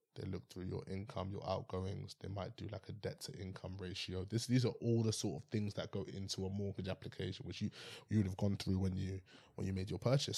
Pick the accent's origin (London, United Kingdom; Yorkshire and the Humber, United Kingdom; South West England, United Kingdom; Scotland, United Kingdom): London, United Kingdom; I'm from West London area